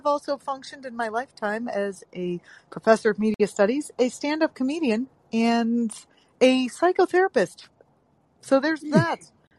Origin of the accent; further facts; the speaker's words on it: Syracuse, New York, United States; now in Connecticut, United States; I grew up in Syracuse.